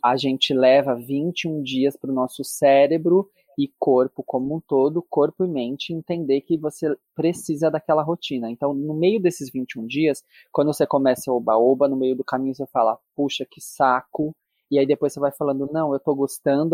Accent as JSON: {"language": "Portuguese", "country": "Brazil", "said": "eu, enquanto brasileiro"}